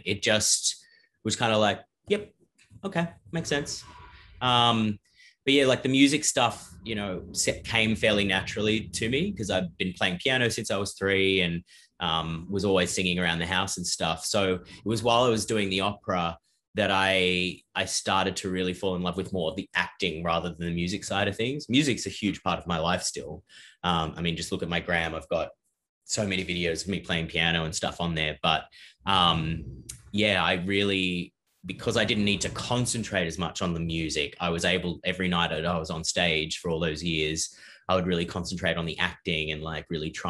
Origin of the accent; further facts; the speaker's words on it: Ireland; also born or lived in South Africa / Australia; I grew up kind of all over the place. I was born in South Africa and moved to Australia very briefly, and then we moved to Ireland.